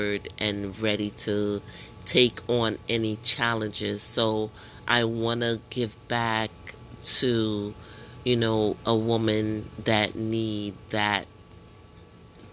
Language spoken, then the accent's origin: English; New York, United States; I'm from New York. I live in New York